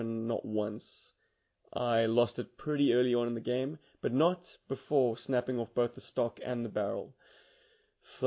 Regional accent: Cape Town, Western Cape, South Africa; there's a specific part of Main Road in my hometown

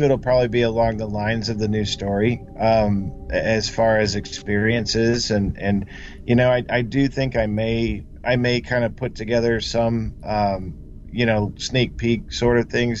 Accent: Kansas City, Missouri, United States; I'm born and raised in Kansas City

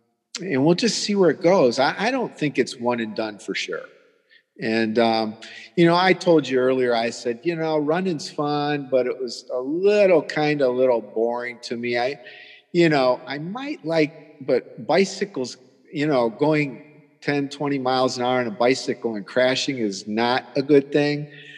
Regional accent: Toledo, Ohio, United States; now in Florida, United States; I'm from here. I'm from Holy Toledo, and it's not just a saying, but yeah, we moved to Florida, and from Ohio

